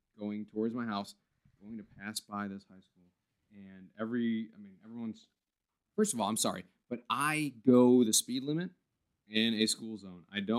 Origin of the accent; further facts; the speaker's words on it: near Detroit, Michigan, United States; I grew up near Detroit